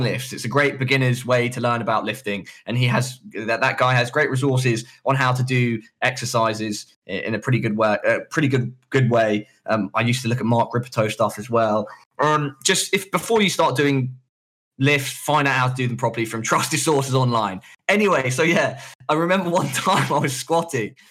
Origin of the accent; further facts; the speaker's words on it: London, United Kingdom; The hospital near where I live when I'm in London, where I grew up, which is Charing Cross